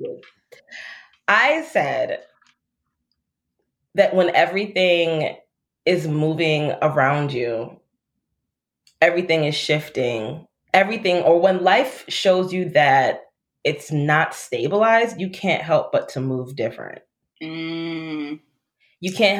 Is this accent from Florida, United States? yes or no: yes; Florida, United States; now in Chicago, United States; I grew up in Florida